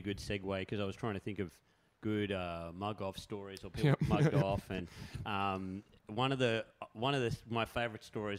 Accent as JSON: {"language": "English", "town": "Moree", "region": "New South Wales", "country": "Australia", "said": "I'm from Moree, you know what I mean? A lot of my friends are from, like, Kamilaroi tribe and stuff like"}